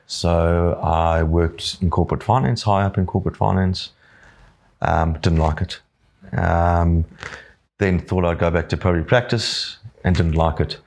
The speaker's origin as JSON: {"language": "English", "town": "Johannesburg", "region": "Gauteng", "country": "South Africa", "tie": "born or raised there", "moved": "yes", "lives_now": "Yamba, Australia", "said": "I grew up in Johannesburg"}